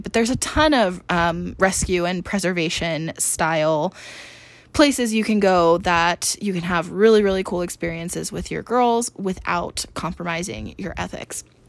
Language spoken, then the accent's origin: English; East Coast, United States; now in Phoenix, United States; I grew up on the East Coast